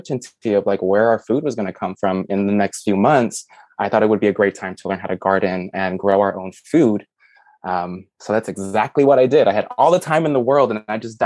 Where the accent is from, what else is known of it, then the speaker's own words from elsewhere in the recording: Chicago, Illinois, United States; moved away as an adult; also born or lived in New York City, United States; now in Tennessee, United States; I was born and raised in a major city, Chicago, and I moved to New York to pursue a career in photography